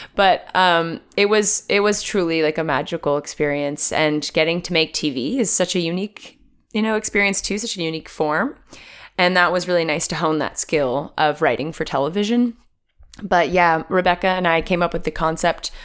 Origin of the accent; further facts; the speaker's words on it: New Jersey, United States; I'm from New Jersey originally